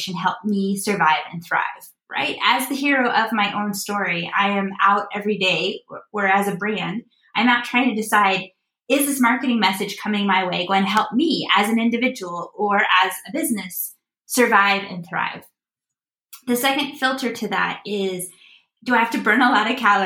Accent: Midwest, United States; I live in Chicago. I grew up in the Midwest, and there's a local bank here in the Midwest that was our home bank when I was growing up

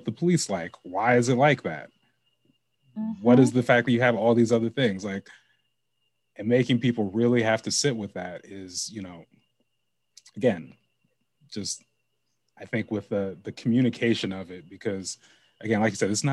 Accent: Lake Oswego, Oregon, United States; I grew up in Lake Oswego.

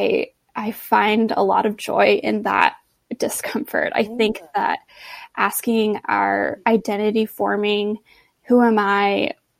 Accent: Los Angeles, California, United States; also born or lived in Boston, Massachusetts; now in La Jolla, United States; returned back to LA and took a job at a church near my hometown

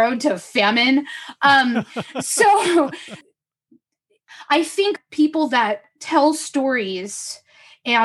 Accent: Los Angeles, California, United States; I was born and raised in Los Angeles.

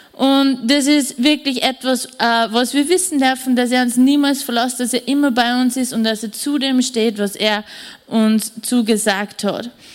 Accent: Wels, Upper Austria, Austria; also born or lived in Vienna; ich bin in Wien nur geboren und mein Bruder auch noch. Und wir sind dann wie ich zwei Wochen nach Wels zurückgezogen

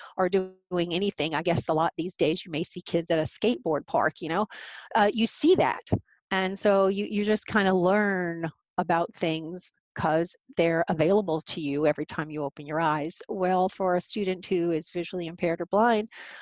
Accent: Louisville, Kentucky, United States; moved away as an adult; also born or lived in Boston / Chicago / Vermont / Rhode Island; I am originally from Louisville, the home of APH

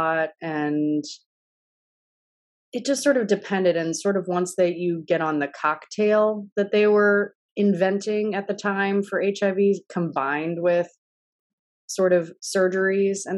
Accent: Kentucky, United States; I am from Kentucky

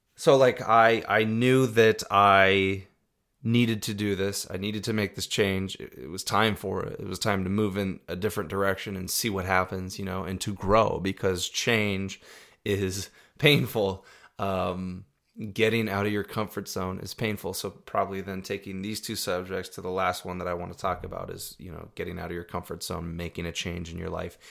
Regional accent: Iowa, United States; also born or lived in Arizona; when I was three years old, we moved from Arizona to Iowa.

